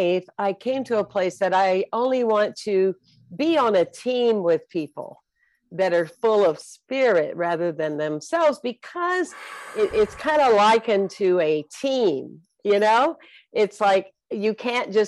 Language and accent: English; South Carolina, United States; I was born and raised in South Carolina